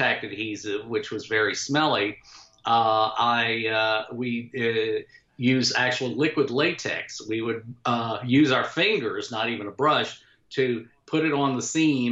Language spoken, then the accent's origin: English; Jacksonville, Florida, United States; moved away as an adult; I was still a teenager in Jacksonville, Florida, which is, you know, my hometown